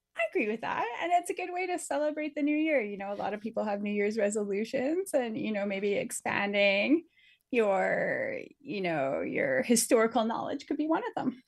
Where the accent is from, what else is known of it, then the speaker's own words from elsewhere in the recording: Northwest Territories, Canada; moved away; I'm originally from the Northwest Territories and we're the Dene